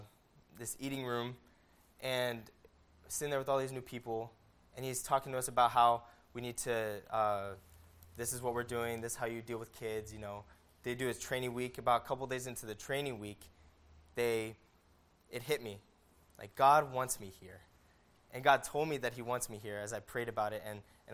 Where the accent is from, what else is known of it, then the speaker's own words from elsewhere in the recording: Las Vegas, Nevada, United States; I grew up in Las Vegas